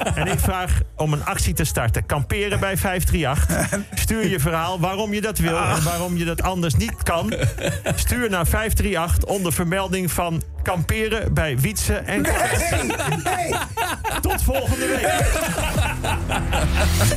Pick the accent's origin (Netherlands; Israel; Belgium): Netherlands; als Nederlander